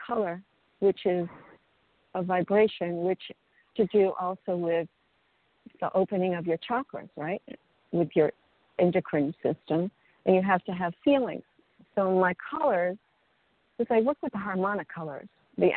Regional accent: New York City, New York, United States; now in Florida, United States; I grew up in New York City.

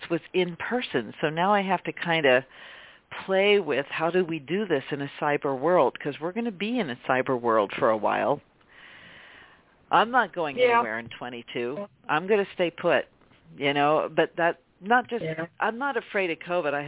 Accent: Pennsylvania, United States; I'm from Pennsylvania

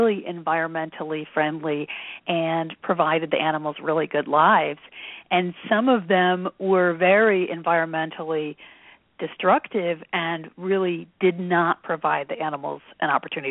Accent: Kalamazoo, Michigan, United States; I'm originally from Michigan. I was born and raised in Kalamazoo

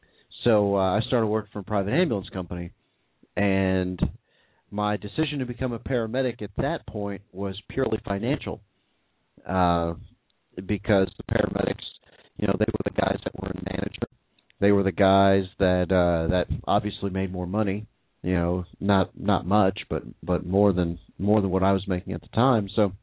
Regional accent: Xenia, Ohio, United States; also born or lived in Oklahoma; my hometown in Xenia, Ohio.

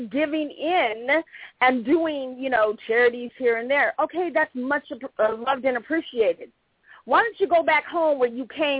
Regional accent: Long Beach, California, United States; born there; also born or lived in Oregon / Minnesota; I was born in Long Beach, but I lived in Oregon. I lived in Minnesota.

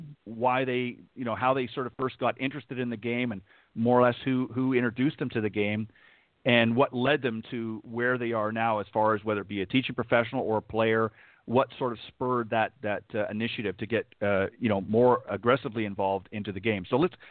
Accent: Canada; moved away; I'm originally from Canada

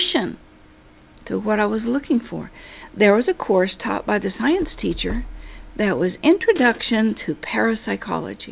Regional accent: Appalachia, United States; moved away; I was from Appalachia. I went to a four-room schoolhouse.

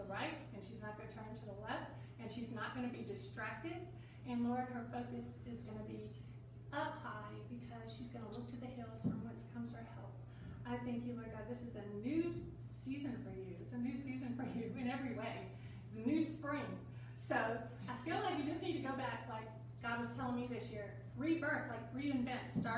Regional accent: New Orleans, Louisiana, United States; I come from New Orleans.

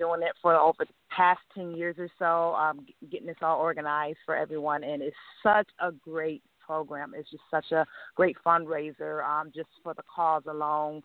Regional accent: Buffalo, New York, United States; moved away as an adult; I'm originally from Buffalo, New York

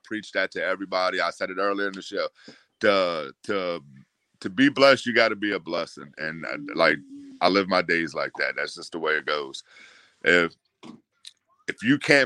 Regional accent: New Orleans, Louisiana, United States; born or raised there

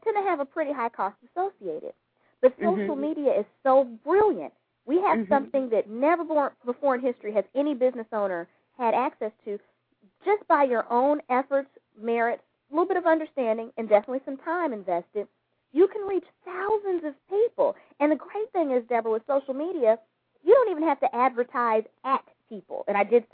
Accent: Gary, Indiana, United States; now in Houston, United States; I'm from Gary, Indiana

